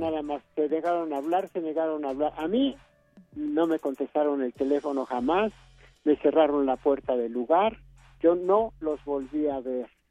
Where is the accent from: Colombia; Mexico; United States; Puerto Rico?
Mexico; somos mexicanos